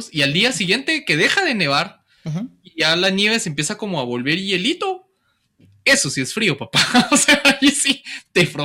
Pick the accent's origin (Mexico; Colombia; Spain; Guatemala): Guatemala